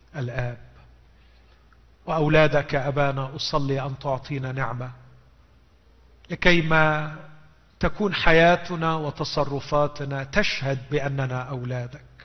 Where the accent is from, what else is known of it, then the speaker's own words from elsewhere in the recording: Egypt; عندنا في مصر